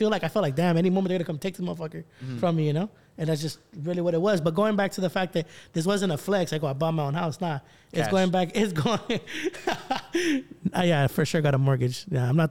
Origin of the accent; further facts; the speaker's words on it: Norwalk, California, United States; where I grew up in Norwalk